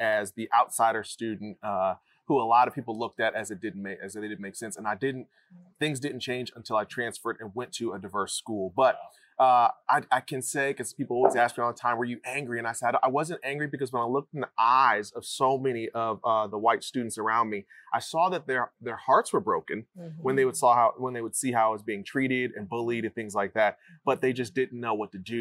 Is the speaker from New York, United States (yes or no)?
no; Ohio, United States; moved away; I grew up in Ohio